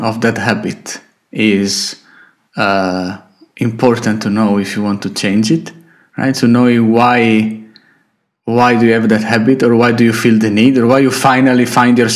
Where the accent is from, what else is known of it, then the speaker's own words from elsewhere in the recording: Italy; moved away as an adult; now in Slovakia; I'm not living anymore in Italy. Right now I'm in Slovakia. So when I go to Italy and I go back to my hometown